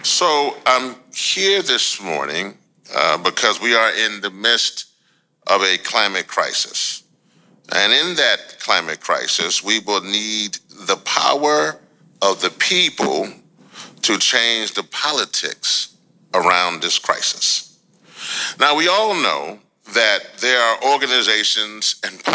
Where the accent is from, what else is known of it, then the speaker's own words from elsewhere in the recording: Louisiana, United States; back home to my home state of Louisiana